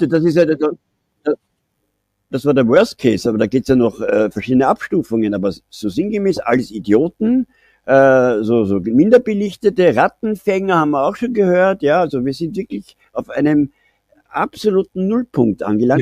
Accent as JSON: {"language": "German", "country": "Austria", "said": "bei uns in Österreich"}